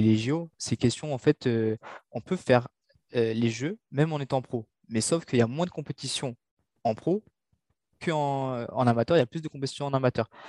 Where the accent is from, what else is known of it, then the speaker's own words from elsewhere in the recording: Mauritius; now in France; je suis originaire de Maurice, tu vois. Il fait chaud à l'île Maurice